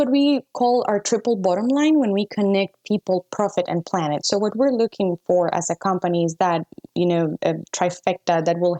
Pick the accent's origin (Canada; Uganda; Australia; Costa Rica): Costa Rica; I'm from Costa Rica.